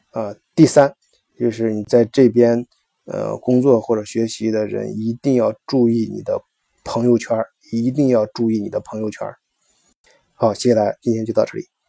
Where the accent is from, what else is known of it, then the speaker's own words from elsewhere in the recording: China; now in Germany; 我们中国游客